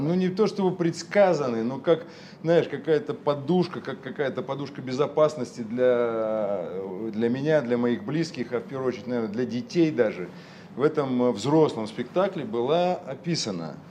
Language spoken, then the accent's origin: Russian; Urals, Russia; moved away; also born or lived in Moscow / Saint Petersburg; я родился на Урале, простых достаточно условиях